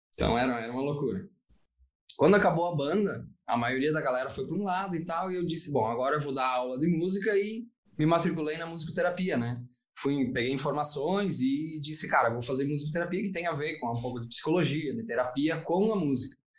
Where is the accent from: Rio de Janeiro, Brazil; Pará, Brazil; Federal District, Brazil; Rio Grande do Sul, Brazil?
Rio Grande do Sul, Brazil; Veranópolis; eu sou, eu sou aqui de Veranópolis